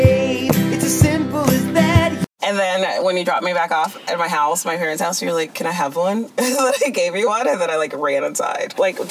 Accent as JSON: {"language": "English", "town": "Greensboro", "region": "North Carolina", "country": "United States", "tie": "born or raised there", "moved": "yes", "said": "being a black girl in indie culture? This growing up in Greensboro."}